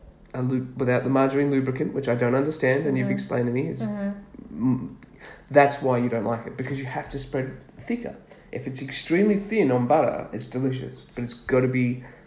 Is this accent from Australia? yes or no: yes; Australia; as an Aussie.